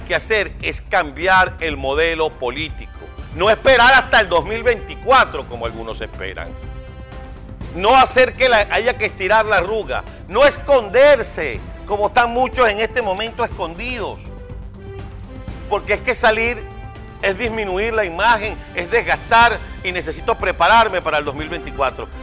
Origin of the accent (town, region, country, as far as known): Venezuela; now in United States